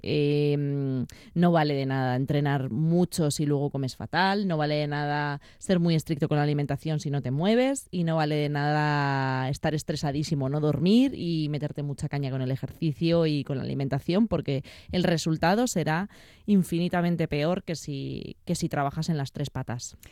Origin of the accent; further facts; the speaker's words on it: Madrid, Community of Madrid, Spain; yo nací en Madrid